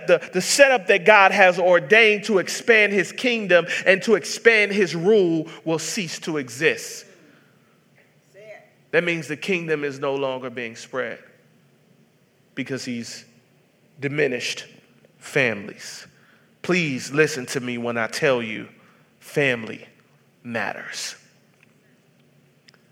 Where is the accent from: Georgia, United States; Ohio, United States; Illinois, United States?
Georgia, United States; Atlanta; I grew up in Section 8 housing in the hoods of Atlanta, Georgia